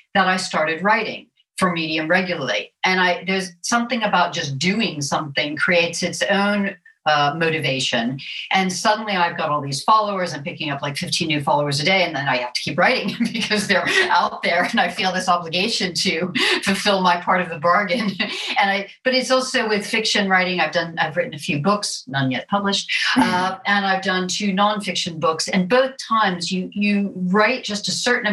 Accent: Florida, United States; accent: American; also born or lived in Wimbledon, London; now in London, United Kingdom; as you can hear from my accent, I am an American and I'm a native Floridian

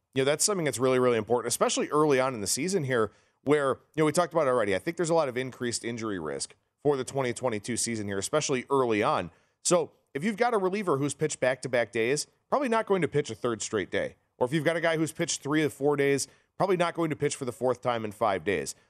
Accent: Cleveland, Ohio, United States; my Cleveland Guardians, my hometown team

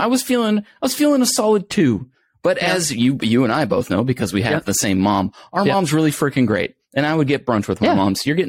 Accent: Minnesota, United States; now in California, United States; I'm from Minnesota originally

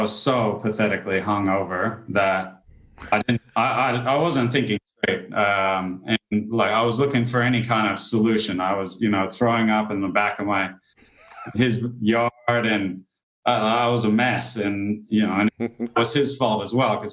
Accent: Carmel, California, United States; moved away; also born or lived in Sydney, Australia; I was born in California

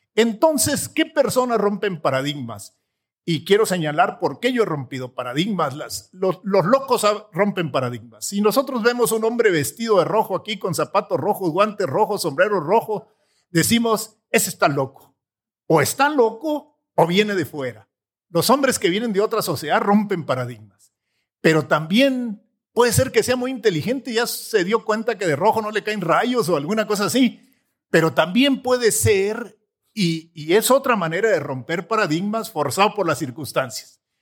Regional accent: Sierra de Chihuahua, Mexico; also born or lived in Palomas, Chihuahua; yo trabajaba de becerrero con mis papás en un rancho en la sierra de Chihuahua

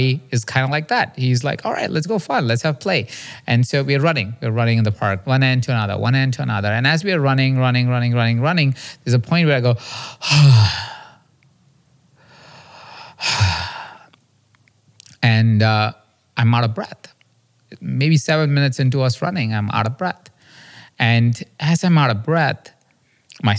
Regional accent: India; I grew up in India in a small town

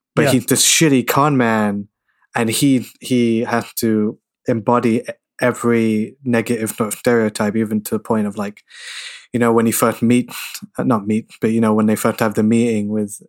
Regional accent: London, United Kingdom; Born and raised in London

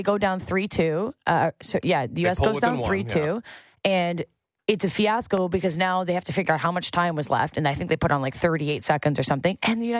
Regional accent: Canada; And I am a Canadian, and I love the Canadians

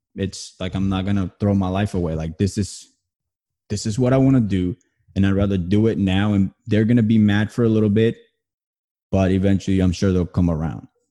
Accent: New Jersey, United States; moved away; I'm originally from New Jersey.

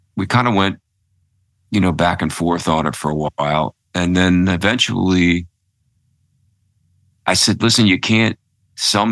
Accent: Philadelphia, Pennsylvania, United States; moved away; also born or lived in New York / Connecticut; I'm a city kid. I grew up in Philadelphia

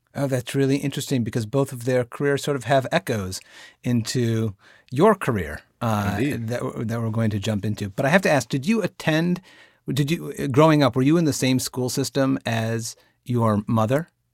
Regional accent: Binghamton, New York, United States; I am a proud native of upstate New York. I'm from the Binghamton area

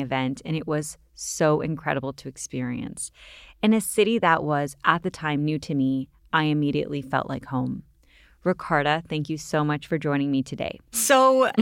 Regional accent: Canada; I'm from Canada

